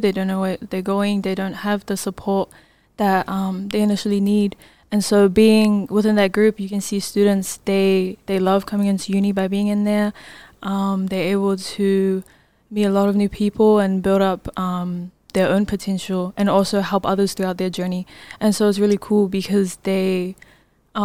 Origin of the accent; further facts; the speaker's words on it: Auckland, New Zealand; I'm from South Auckland, New Zealand, born and raised.